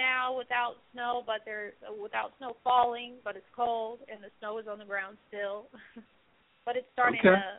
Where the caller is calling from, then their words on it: Indianapolis, Indiana, United States; I'm actually in Indianapolis, and the weather h